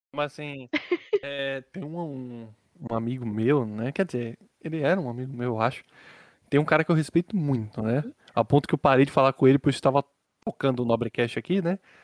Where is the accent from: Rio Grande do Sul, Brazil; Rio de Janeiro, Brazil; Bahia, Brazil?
Bahia, Brazil; descobri que eu sou da Bahia